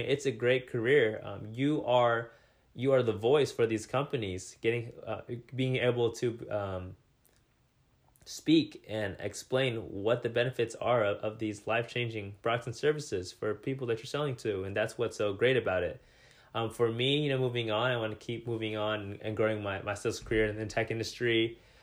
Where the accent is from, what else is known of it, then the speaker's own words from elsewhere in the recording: Salem, United States; moved away as an adult; now in Seattle, United States; move myself out of my hometown into a new city